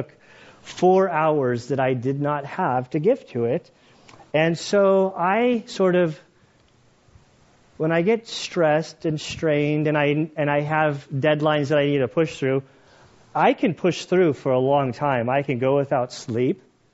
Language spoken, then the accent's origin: English; California, United States; I grew up in California